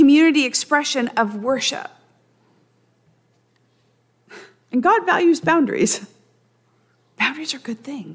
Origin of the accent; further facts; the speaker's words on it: Central Valley, California, United States; I'm from the Central Valley.